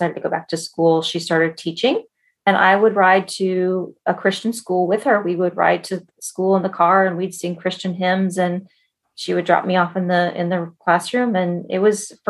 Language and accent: English; Colorado, United States; now in Bay Area, California, United States; I grew up in Colorado